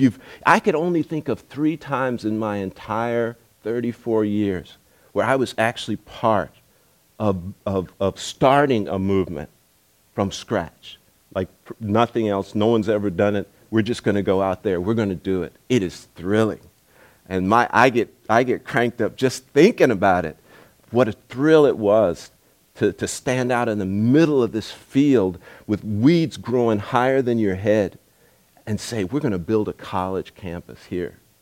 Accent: United States; moved away as an adult; also born or lived in Zimbabwe; I'm an American and I think a certain way

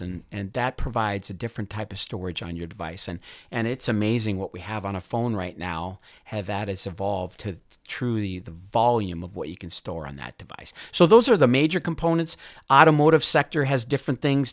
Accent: Duluth, Minnesota, United States; I grew up in Duluth, Minnesota

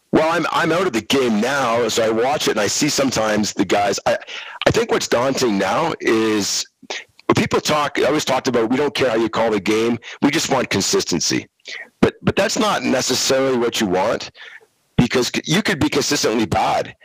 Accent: Montreal, Quebec, Canada; I grew up in Montreal.

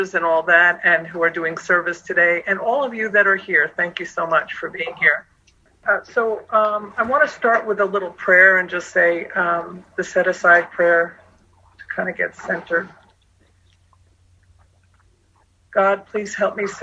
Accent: Long Island, New York, United States; moved away; also born or lived in Phoenix, Arizona; I'm from New York originally, Long Island

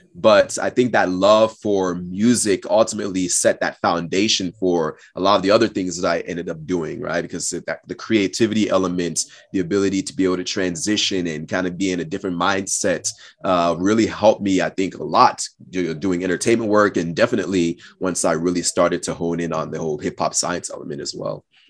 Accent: the Northwest, between Portland and Seattle, Pacific Northwest, United States; also born or lived in Austin, Texas / Cameroon; came back to the U S when I was about six. and, uh, and spent most of my time in the Northwest between, uh, Portland and Seattle area

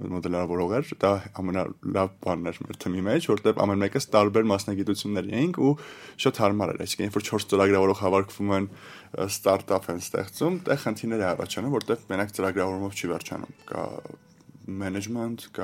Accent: Yerevan, Armenia; Ես ծնվել եմ Հայաստանում, Երևան քաղաքում։

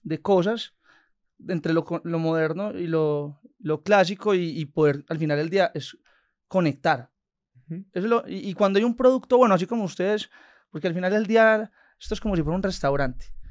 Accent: Envigado, Antioquia, Colombia; also born or lived in Sabaneta, Colombia; nos fuimos a vivir de Sabaneta a Envigado

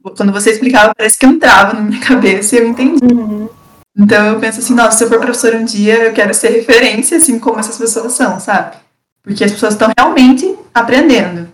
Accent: Castro, Paraná, Brazil; also born or lived in Ponta Grossa; Eu sou de Castro, é, interior do Paraná, é, no sul do Paraná, mais perto de Curitiba.

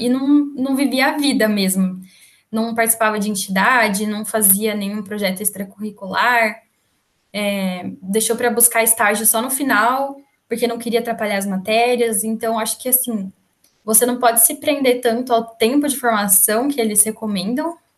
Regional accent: Campinas, São Paulo, Brazil; also born or lived in Valinhos / Pouso Alegre; sou, na verdade, de Campinas, nasci em Campinas

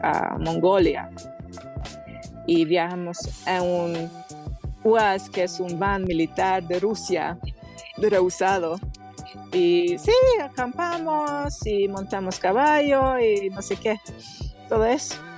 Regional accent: Hungary; Spanish is a second language; moved away as an adult; soy húngara de Hungría, que es una tierra sin montañas y mi pueblo es la mitad del plano, cero montañas

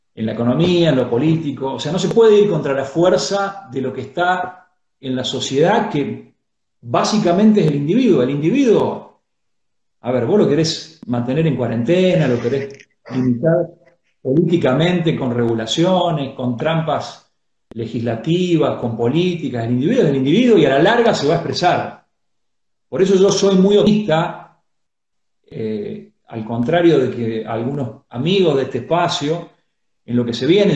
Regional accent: San Francisco, Córdoba, Argentina; now in Córdoba, Argentina; En esta, que es mi ciudad natal.

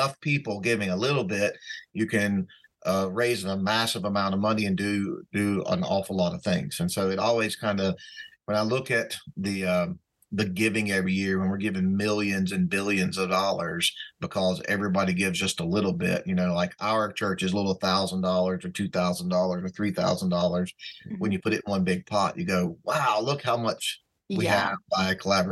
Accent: the South, United States; moved away; growing up in the South

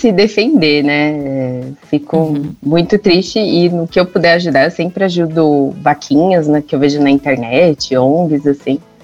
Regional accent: São Paulo, Brazil; Isso, sou de São Paulo. Paulistana

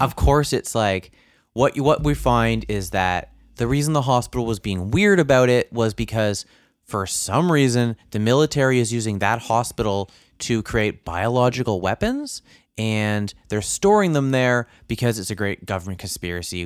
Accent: Canada; being a Canadian

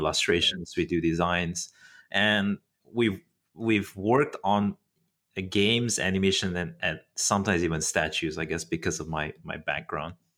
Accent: Malaysia; Malaysia is unique in that sense because, uh, we're quite English educated

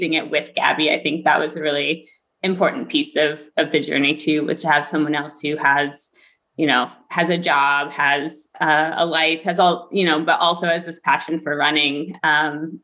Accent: Logansport, Indiana, United States; I grew up in Logansport, Indiana, with my parents and my sister.

